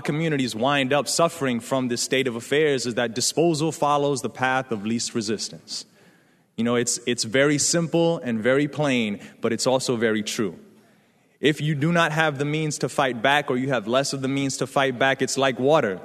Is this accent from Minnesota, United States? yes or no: no; New York City, New York, United States; I come from the South Bronx. I grew up in the eighties, in the era of crack